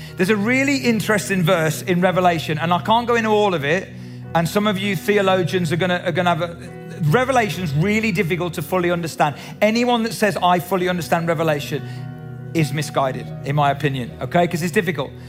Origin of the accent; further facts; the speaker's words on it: Cradley Heath, West Midlands, United Kingdom; I was brought up in the Salvation Army in the Black Country in Cradley Heath